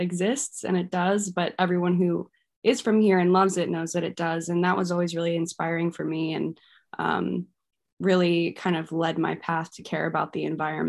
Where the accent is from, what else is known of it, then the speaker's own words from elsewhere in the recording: Haddon Township, New Jersey, United States; also born or lived in Merchantville; I was born and lived in Merchantville for the first, you know, little bit, and then grew up in Haddon Township.